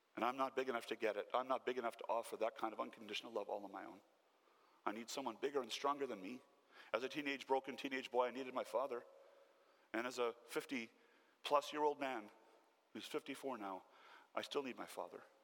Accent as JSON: {"language": "English", "country": "Canada", "said": "Born and raised in Newfoundland, the poorest province of our country"}